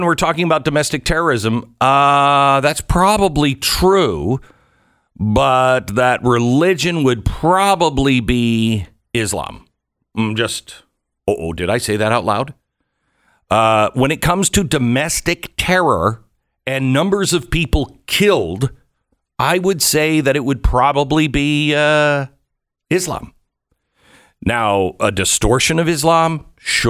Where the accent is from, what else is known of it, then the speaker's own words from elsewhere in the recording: Seattle, Washington, United States; moved away as an adult; also born or lived in Louisville, Kentucky / New Haven, Connecticut; I grew up in Seattle